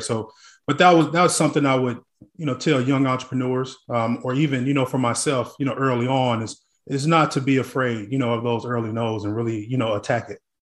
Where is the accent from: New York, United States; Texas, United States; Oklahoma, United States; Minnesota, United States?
Oklahoma, United States; Tulsa; now in Dallas, United States; growing up in Tulsa, Oklahoma